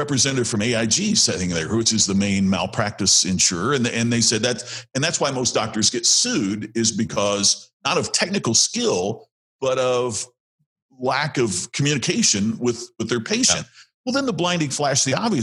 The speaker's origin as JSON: {"language": "English", "region": "Indiana", "country": "United States", "said": "I'm from Indiana where we play a lot of basketball"}